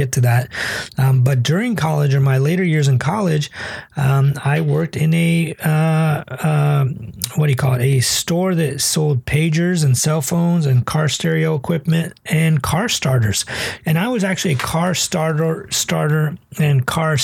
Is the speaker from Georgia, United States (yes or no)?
no; Toledo, Ohio, United States; first language English; I grew up in Toledo, Ohio